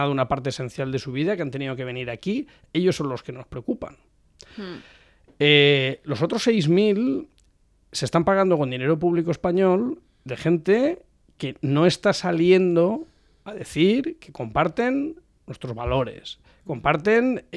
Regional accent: Spain; yo como español que además es un hombre de negocios

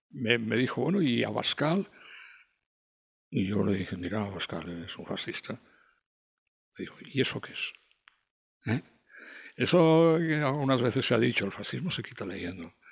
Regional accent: Spain; somos los españoles tan difíciles de gobernar como creemos o como a veces se nos hace creer

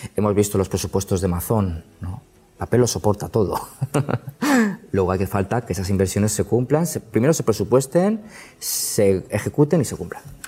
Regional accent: Alicante, Valencian Community, Spain; yo que soy alicantino

